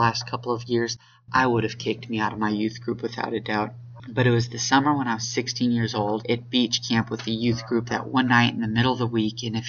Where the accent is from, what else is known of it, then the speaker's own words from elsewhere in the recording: Spring, Texas, United States; I was born and raised in the North Houston area